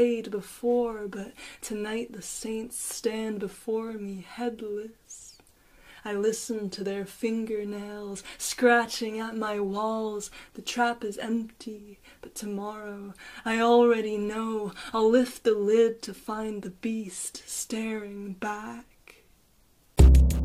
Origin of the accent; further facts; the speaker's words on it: Paris, Île-de-France, France; now in Dublin, Ireland; I was born in Paris. I'm in Dublin now.